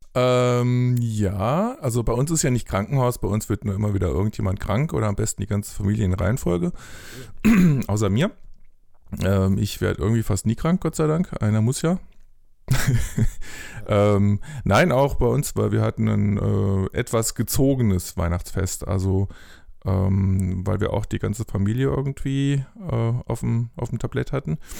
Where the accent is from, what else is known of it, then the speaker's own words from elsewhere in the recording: Bingen am Rhein, Rhineland-Palatinate, Germany; moved away; in Bingen aufgewachsen am Rhein, mhm. äh, nahe Mainz